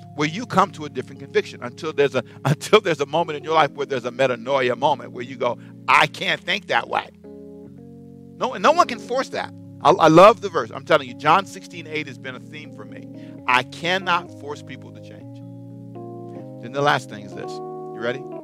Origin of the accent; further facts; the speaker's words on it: United States; as an American